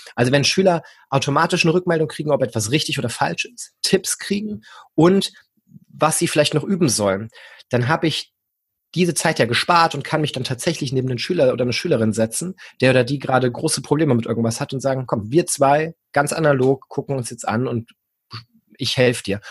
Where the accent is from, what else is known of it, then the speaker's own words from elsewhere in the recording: Hesse, Germany; moved away as an adult; now in Hanover, Germany; Ich komme eigentlich aus Hessen, habe in Gießen ähm, Gymnasiallehramt studiert.